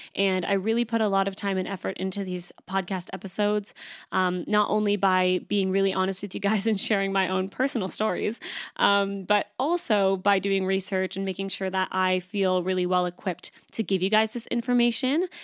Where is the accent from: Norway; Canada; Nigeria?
Canada; moved away as an adult; now in Sydney, Australia; I am Canadian. I moved to Sydney, Australia about three and a half years ago, almost